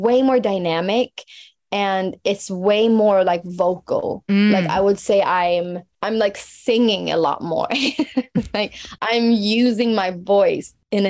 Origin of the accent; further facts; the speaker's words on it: Stockholm, Stockholm County, Sweden; my hometown